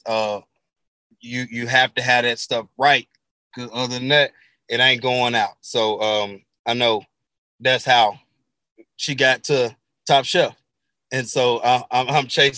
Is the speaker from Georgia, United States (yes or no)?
no; Memphis, Tennessee, United States; I'm originally from Memphis, Tennessee